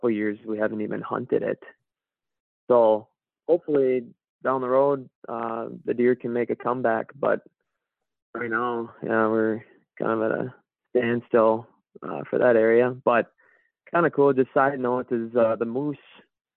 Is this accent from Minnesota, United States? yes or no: yes; Zimmerman, Minnesota, United States; also born or lived in Duluth, Minnesota; now in Ely, United States; I grew up in Zimmerman